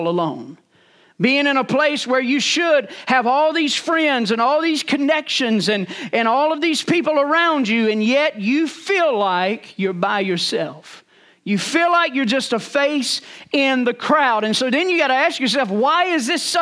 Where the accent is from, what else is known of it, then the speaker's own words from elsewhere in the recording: Rocky Mount, North Carolina, United States; I was born and raised in Rocky Mount, North Carolina